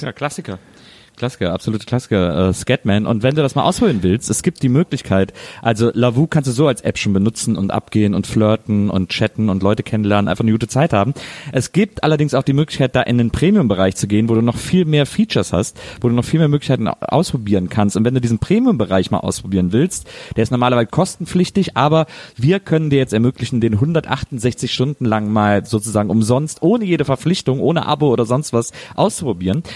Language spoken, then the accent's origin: German; Wesseling, North Rhine-Westphalia, Germany; wo ich aufgewachsen bin, in Wesseling